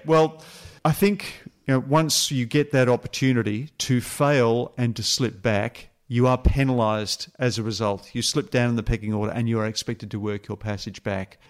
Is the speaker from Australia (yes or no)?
yes; Australia